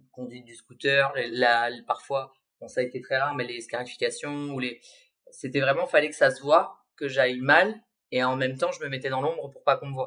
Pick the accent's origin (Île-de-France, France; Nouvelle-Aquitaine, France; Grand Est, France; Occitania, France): Nouvelle-Aquitaine, France; C'est vrai que comme j'ai grandi dans les Landes, et qu'il